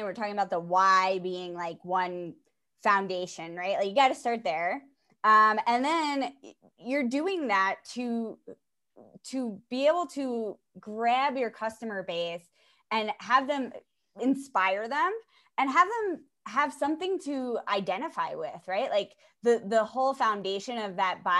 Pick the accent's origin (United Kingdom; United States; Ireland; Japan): United States; Pelham, New York; also born or lived in Wildwood, New Jersey; I'm from New York. I'm downstate, okay. Just outside the city